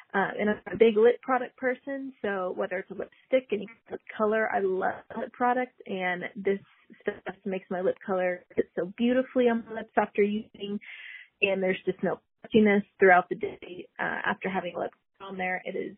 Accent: Texas, United States; I'm from Texas.

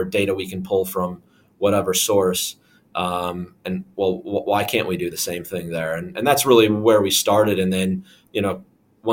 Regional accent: Minnesota, United States; now in London, United Kingdom; I'm from Minnesota, which is a very cold state

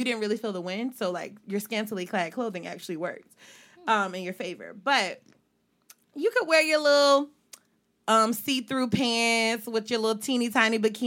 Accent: Virginia, United States; I'm from Virginia

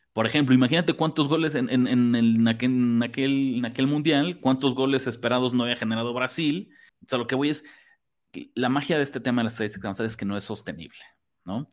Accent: Mexico; como mexicanos

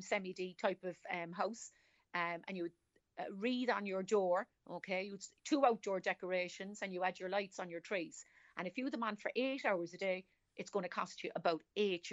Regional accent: Cork, Munster, Ireland; accent: Cork; I'm from Cork City.

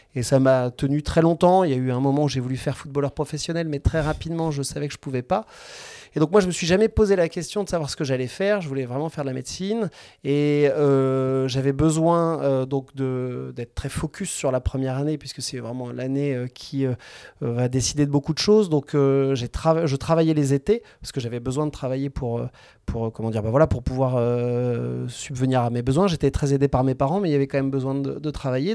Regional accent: Angers, Pays de la Loire, France; je suis un pur produit angevin. J'ai fait mes études médicales à Angers

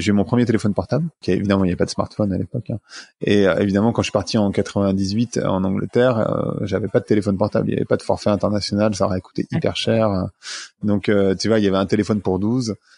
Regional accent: Paris suburbs, Île-de-France, France; also born or lived in New York, United States; je suis né dans une cité de la banlieue parisienne

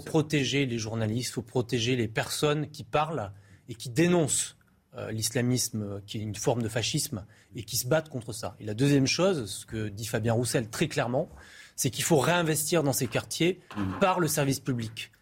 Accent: Périgueux, Nouvelle-Aquitaine, France; Je suis de Périgueux, à côté de Bergerac, et je joue au foot contre Bergerac quand j'étais euh, enfant

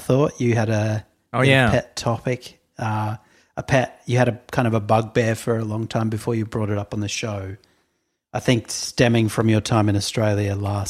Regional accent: Boston, Massachusetts, United States; that's because I grew up in Boston and my parents are white Americans.

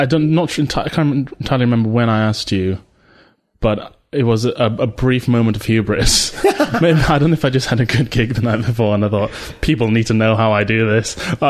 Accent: Malaysia; now in United Kingdom; so my mum's British. I grew up in Malaysia. My dad's Malaysian

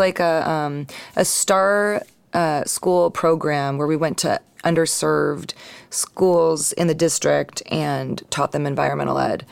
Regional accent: East Bay, California, United States; also born or lived in San Francisco / Marin County

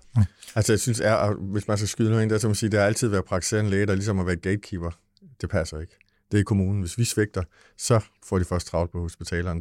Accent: Lolland, Zealand, Denmark; vi kommer fra Lolland

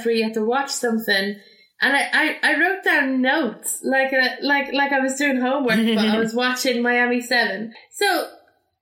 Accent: Ireland; I'm from Ireland.

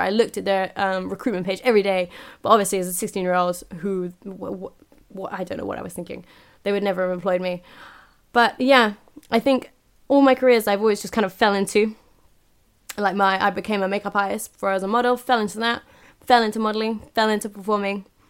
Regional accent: United Kingdom; I'm ignorantly British here.

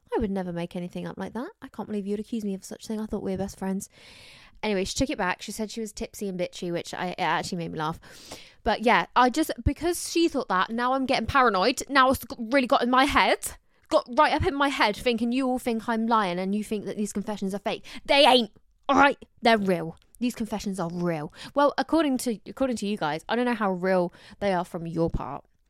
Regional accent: Somerset, South West England, United Kingdom; also born or lived in London; I'm from, like, an hour away from Bristol, so it's not too far, but from Somerset

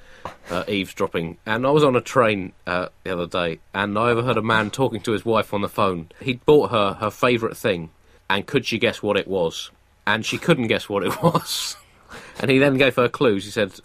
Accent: United Kingdom; it's well known that there is no such thing as a British accent. We just talk. The rest of the world has accents.

